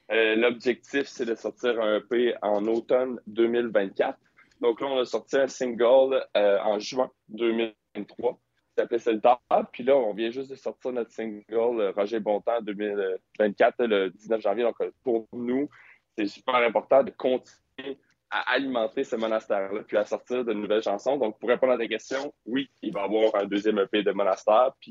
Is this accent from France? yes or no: no; Quebec, Canada; On est québécois. Mm-hmm. pour, notre langue est extrêmement importante pour nous.